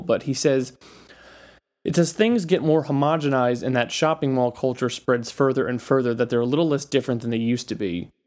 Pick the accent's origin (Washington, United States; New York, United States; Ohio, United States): New York, United States; New York City; I am a New Yorker